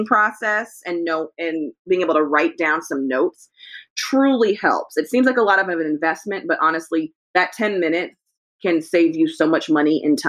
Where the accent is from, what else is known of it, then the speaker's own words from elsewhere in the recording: California, United States; as a Californian